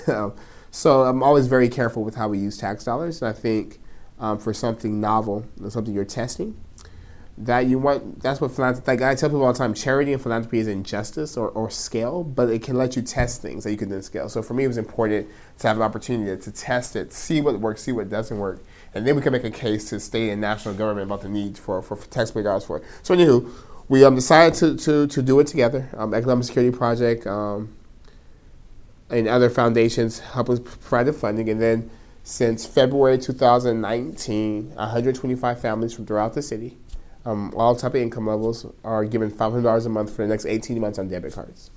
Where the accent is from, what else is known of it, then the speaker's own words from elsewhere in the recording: Stockton, California, United States; I'm born and raised in Stockton. Stockton's home